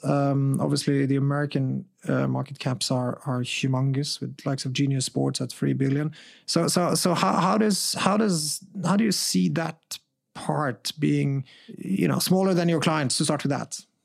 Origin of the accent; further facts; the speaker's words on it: Norway; I'm from Norway